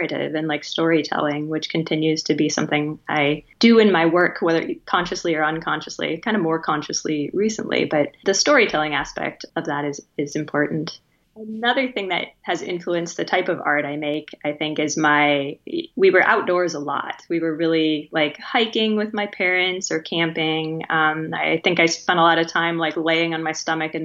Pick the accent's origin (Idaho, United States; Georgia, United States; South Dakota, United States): South Dakota, United States; Spearfish; now in Illinois, United States; I grew up in Western South Dakota in a town called Spearfish